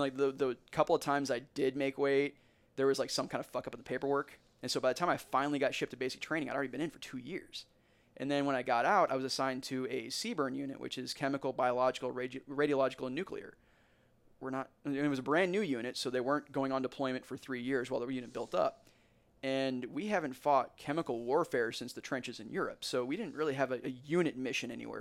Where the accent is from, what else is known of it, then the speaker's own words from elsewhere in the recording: Warrenton, United States; this is my hometown.